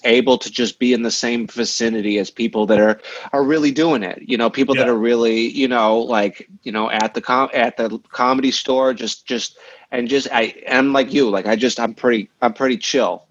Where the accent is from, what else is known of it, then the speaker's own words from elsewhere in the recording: Peoria, Illinois, United States; moved away; we come from Peoria